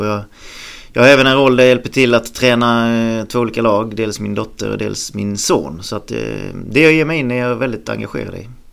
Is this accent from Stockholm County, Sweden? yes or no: no; Halmstad, Halland County, Sweden; jag föddes en bit utanför Halmstad eh, på en gård där och sen när, när morsan och farsan skildes så flyttade jag egentligen med morsan in till stan först och sen köpte, köpte vi ett hus i Snöstorp